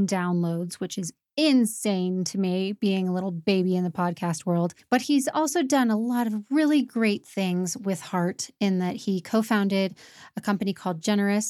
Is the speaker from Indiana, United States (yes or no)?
yes; Indiana, United States; I was born in Indiana